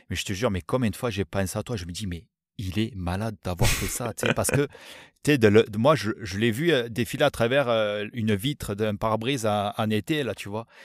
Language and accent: French; France; c'est surtout encore une fois qui nous, en tant que Français, euh, Français, c'est pas des choses